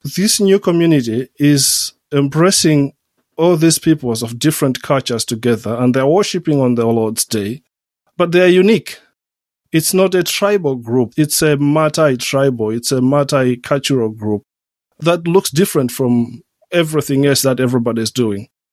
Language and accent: English; Southern Region, Malawi; moved away as an adult; also born or lived in Switzerland / Germany / United States / Oxford, United Kingdom; now in Liverpool, United Kingdom; I come from Malawi, come from southern Malawi.